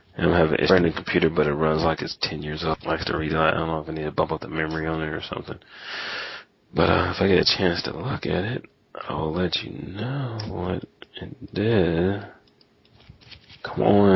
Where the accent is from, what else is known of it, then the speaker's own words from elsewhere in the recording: Indiana, United States; I'm from Indiana